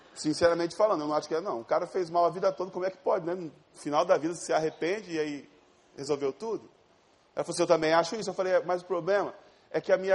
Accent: Ariquemes, Rondônia, Brazil; moved away; eu não sou do Rio de Janeiro, eu sou de Rondônia, de uma cidade chamada Ariquemes

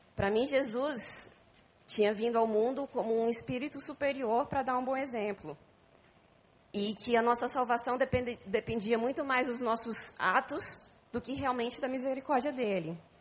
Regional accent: São Paulo, Brazil; moved away as an adult; now in Rio de Janeiro, Brazil; eu sou de São Paulo.

